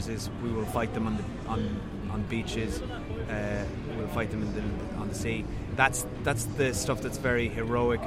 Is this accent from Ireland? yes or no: yes; Ireland; now in London, United Kingdom; the Irish